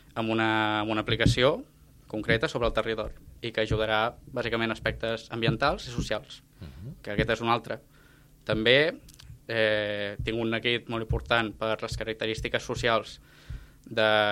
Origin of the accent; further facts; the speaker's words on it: Reus, Catalonia, Spain; Jo vinc de Reus, poble que també està al costat de Riudoms